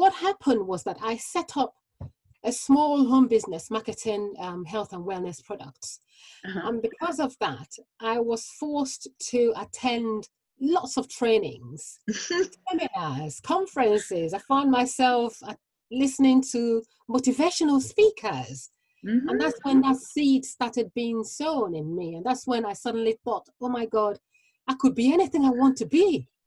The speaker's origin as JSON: {"language": "English", "country": "Nigeria", "tie": "born or raised there", "moved": "yes", "said": "growing up in Nigeria"}